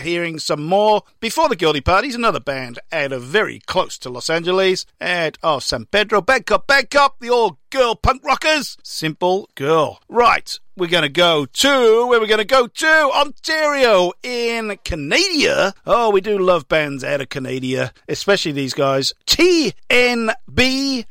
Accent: Welsh, Wales, United Kingdom; now in Victoria, Australia; I'm Welsh

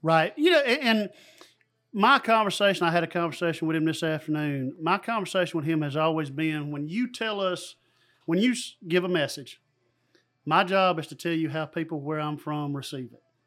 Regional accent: Dodge County, Georgia, United States; growing up in Dodge County

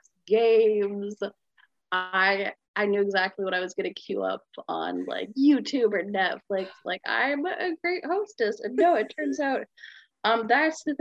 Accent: Olympia, Washington, United States; I'm from Olympia, Washington

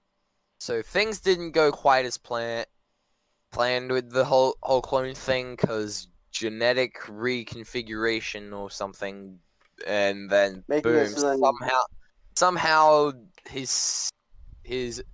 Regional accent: Australia; I'm Australian

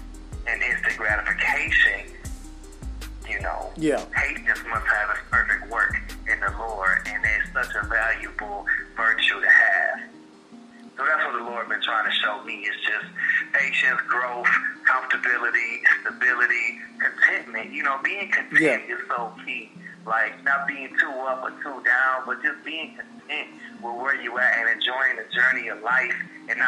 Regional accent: Detroit, Michigan, United States; moved away as an adult; now in Atlanta, United States; 27 years I grew up in Detroit, Michigan, and then 2018 May I moved to Atlanta, Georgia

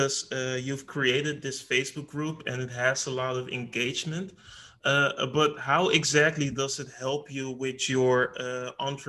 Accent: Netherlands; I'm personally from the Netherlands

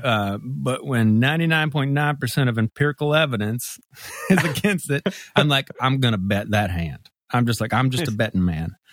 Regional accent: Mississippi, United States; moved away as an adult; now in Memphis, United States; it's Memphis, and I was born here, And, uh, you know, grew up in Mississippi

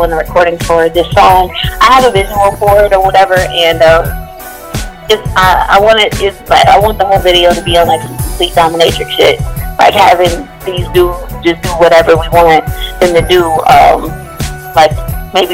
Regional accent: Dallas, Texas, United States; also born or lived in Kaplan, Louisiana / Chicago / Atlanta / Los Angeles; I'm originally from Louisiana, a small town called Kaplan, and my mom moved me to Dallas whenever I was like 4 or 5 years old, and I pretty much grew up here

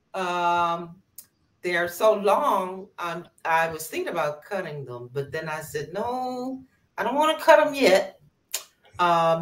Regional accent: Los Angeles, California, United States; I'm from Los Angeles, California

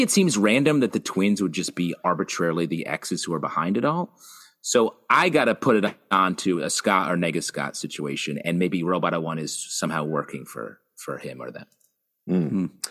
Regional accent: Canada; I'm Canadian

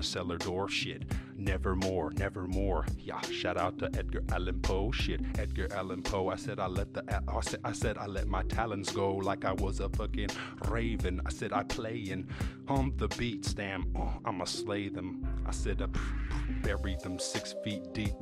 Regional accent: Ireland; I grew up in Ireland in the countryside

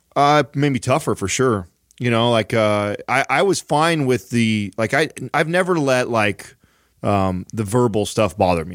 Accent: San Jose, California, United States; also born or lived in Woodland Park, Colorado; I've grown up in areas uh, like San Jose. I was born in San Jose

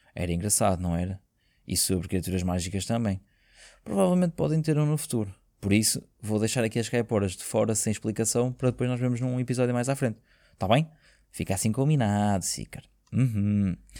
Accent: Portugal; nós que somos portugueses

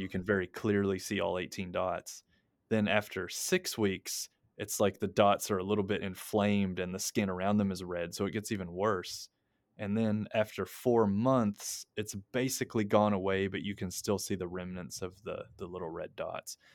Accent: United States; now in Japan; I'm an American

